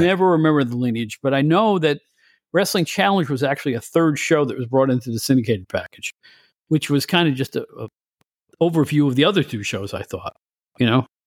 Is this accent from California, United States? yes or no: no; Catskill, New York, United States; my hometown of Catskill, New York